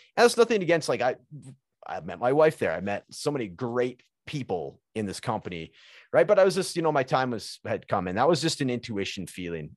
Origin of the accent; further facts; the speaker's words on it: British Columbia, Canada; moved away as an adult; also born or lived in Alberta; now in Edmonton, Canada; So I'm from British British Columbia, which is kind of like where Vancouver is in that area of, of Canada.